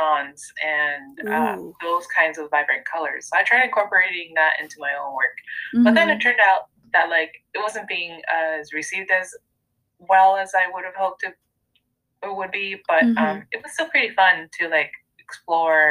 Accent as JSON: {"language": "English", "country": "Mexico", "tie": "born or raised there", "moved": "yes", "lives_now": "United States", "said": "when I grew up in Mexico, there was just so much color in buildings and signage and food and just in clothing"}